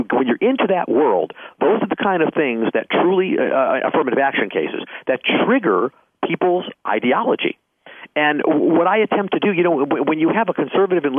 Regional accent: Chicago, Illinois, United States; growing up in the Chicagoland area

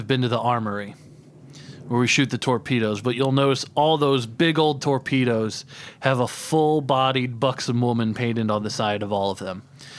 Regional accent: Brooklyn, Indiana, United States; Brooklyn, Indiana.

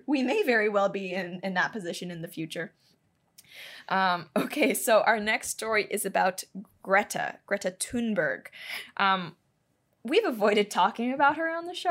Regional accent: Hong Kong; moved away; I'm Chinese. I grew up in Hong Kong

